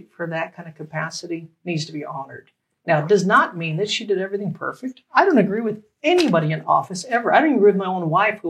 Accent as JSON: {"language": "English", "town": "Las Vegas", "region": "Nevada", "country": "United States", "tie": "born or raised there", "also_born_or_lived": "Reno", "lives_now": "Sparks, United States", "said": "I'm actually a hybrid because I grew up right here in Las Vegas."}